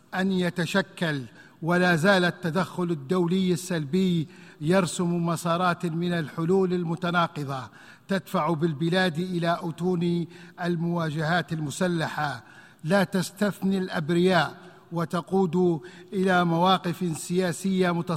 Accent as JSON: {"language": "Arabic", "country": "Libya", "said": "بلدي ليبيا"}